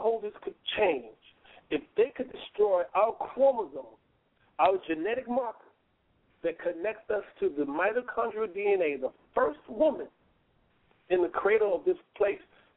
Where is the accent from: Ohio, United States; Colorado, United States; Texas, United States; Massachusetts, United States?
Texas, United States; Houston; moved away as an adult; also born or lived in Brooklyn, New York; my attorney, Ricky Anderson, there in my hometown of Houston